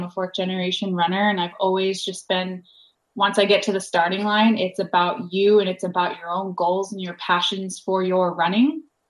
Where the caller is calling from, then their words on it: Los Angeles, California, United States; I'm tuning in from Los Angeles, which is also known as Town of the Lands.